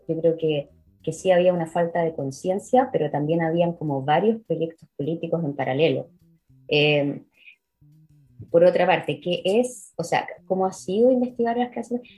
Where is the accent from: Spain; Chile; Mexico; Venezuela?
Chile; moved away as an adult; also born or lived in Israel / Edinburgh; yo estudié en el Instituto Hebreo, en la época en el que colegio, en el que mi colegio se hablaba hebreo